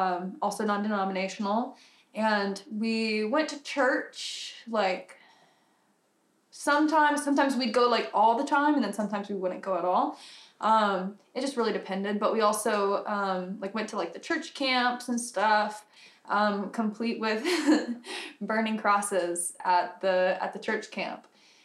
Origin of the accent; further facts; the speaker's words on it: Texas, United States; I grew up in Texas, a very conservative part of Texas.